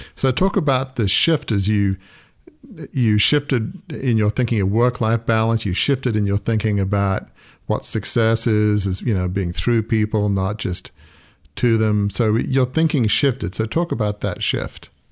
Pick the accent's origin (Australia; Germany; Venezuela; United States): Australia; moved away; also born or lived in Oxford, England; I grew up in Australia in sort of almost an English Australian background